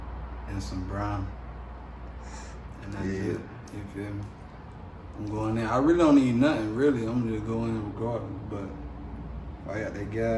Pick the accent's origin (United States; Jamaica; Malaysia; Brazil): United States; Miami, Florida; also born or lived in Georgia; Oh, yeah, I mean, I'm from Miami. Moved to Citrus. Moved a lot of LA. Moved back to Citrus. Moved back to Dade. Moved to GA.